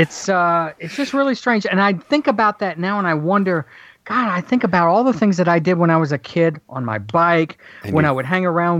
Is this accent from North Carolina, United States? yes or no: no; Alabama, United States; now in Georgia, United States; Then we moved to Alabama for 11 years